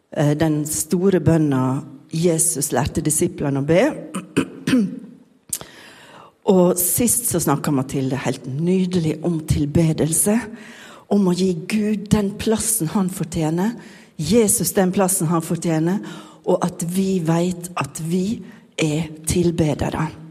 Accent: Sunnmøre, Møre og Romsdal, Norway; accent: Sunnmøre dialect; hvis dere syns jeg snakker rart, så er det bare fordi jeg er sunnmøring

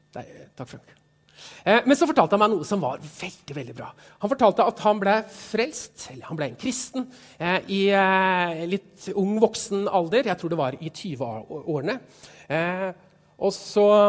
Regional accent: Stokke, Vestfold, Norway; Jeg kommer fra Stokke, tidligere Stokke kommune

